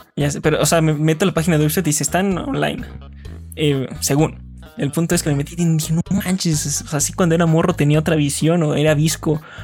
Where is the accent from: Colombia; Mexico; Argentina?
Mexico; también somos de México